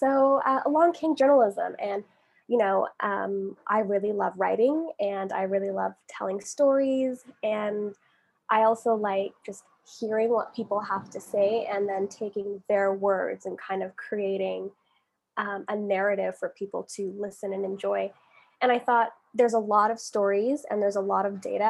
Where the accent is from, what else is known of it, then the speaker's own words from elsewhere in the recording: Calgary, Alberta, Canada; accent: generic North American; moved away as an adult; now in London, United Kingdom; I'm from Canada, from a city, Calgary, Alberta. We're Western Canada